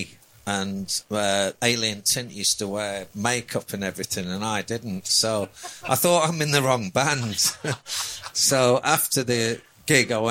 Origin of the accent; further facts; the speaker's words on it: Lancaster, North West England, United Kingdom; I'm from Lancaster originally